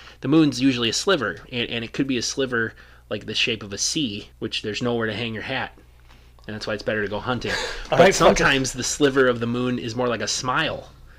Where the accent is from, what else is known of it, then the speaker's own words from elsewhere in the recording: northern Wisconsin, United States; I grew up in northern Wisconsin.